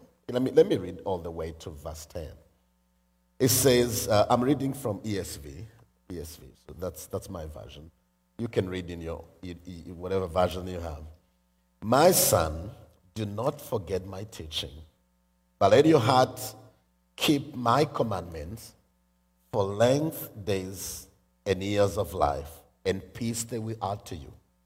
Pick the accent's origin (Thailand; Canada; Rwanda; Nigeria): Rwanda; I am from Rwanda